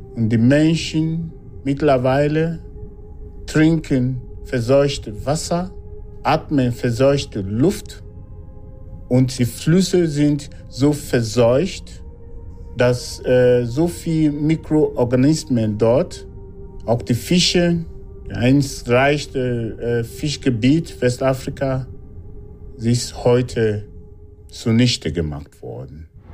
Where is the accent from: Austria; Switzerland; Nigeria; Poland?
Nigeria; moved away as an adult; now in Germany; Ich komme aus Nigeria, bin 56 Jahre alt, lebe in Deutschland seit über drei Jahrzehnten